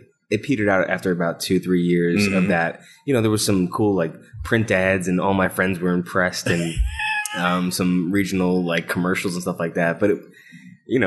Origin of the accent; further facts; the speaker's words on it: East Brunswick, New Jersey, United States; I am originally from New Jersey, central New Jersey, East Brunswick